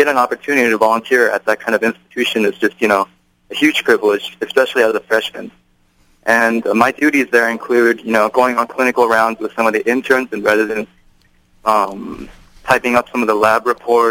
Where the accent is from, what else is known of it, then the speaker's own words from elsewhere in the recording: Irvine, California, United States; moved away as an adult; now in Cambridge, United States; I hail from Irvine, California, actually, and I went to the same high school as Nathan Tang